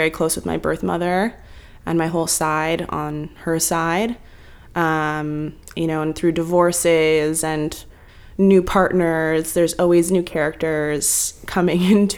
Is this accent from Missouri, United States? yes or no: no; San Francisco, California, United States; moved away as an adult; now in New York, United States; I was born in the U.S. I was born in San Francisco. And at UCSF, so proper San Franciscan